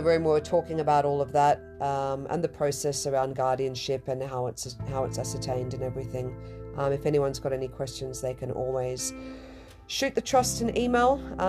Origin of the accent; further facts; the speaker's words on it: Kenya; And I'm a Kenyan.